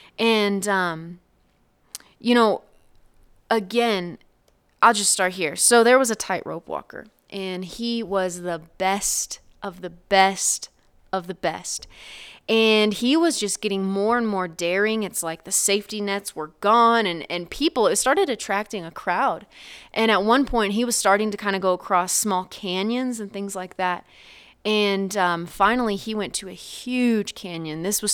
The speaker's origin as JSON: {"language": "English", "region": "Oklahoma", "country": "United States", "tie": "born or raised there", "said": "I was just going to stop by the church that I grew up in there in Oklahoma."}